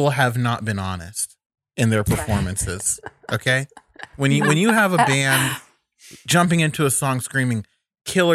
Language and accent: English; the Bible Belt, United States; we grew up in the Bible Belt